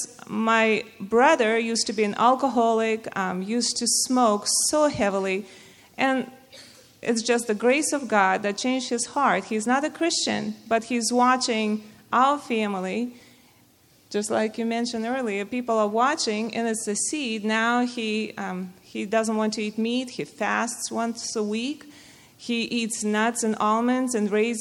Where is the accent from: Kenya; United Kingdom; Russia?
Russia; moved away; I come from Russia, and I grew up in a Muslim family